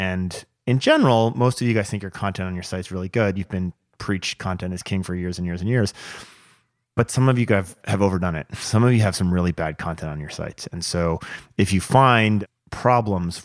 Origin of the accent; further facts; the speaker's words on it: New Jersey, United States; moved away; also born or lived in West Coast; when I was growing up in New Jersey